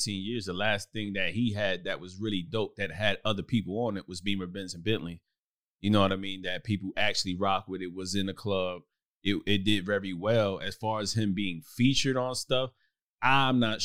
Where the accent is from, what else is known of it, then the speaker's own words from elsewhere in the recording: Brooklyn, New York, United States; moved away as an adult; I lived in Brooklyn, New York coming up. I left at 18.